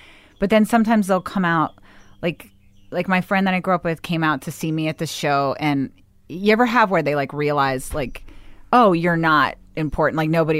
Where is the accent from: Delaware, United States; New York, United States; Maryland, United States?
Maryland, United States; Bethesda; I grew up in Bethesda, Maryland.